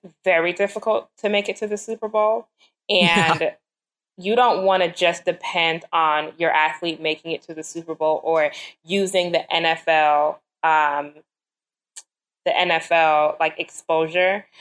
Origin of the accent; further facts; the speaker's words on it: Jamaica; I'm Jamaican